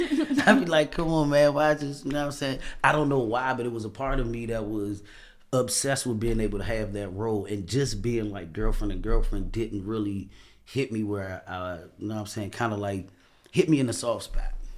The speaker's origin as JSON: {"language": "English", "town": "Washington", "region": "District of Columbia", "country": "United States", "said": "I'm from Washington, D C"}